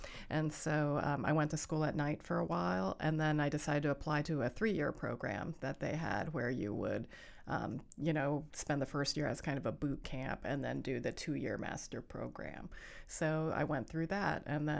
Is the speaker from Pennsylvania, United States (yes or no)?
yes; Allentown, Pennsylvania, United States; because I was from Allentown, Pennsylvania, and we were the only Asian family in town.